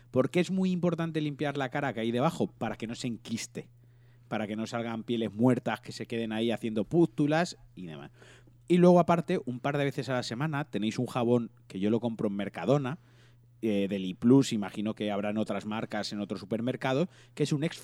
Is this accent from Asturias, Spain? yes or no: no; Valencian Community, Spain